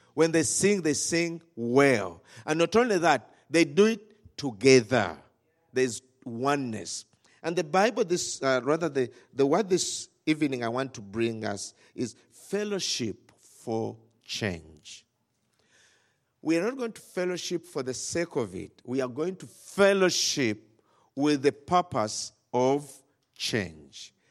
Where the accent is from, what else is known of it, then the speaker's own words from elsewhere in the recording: Rakai, Central Region, Uganda; we come from Rakai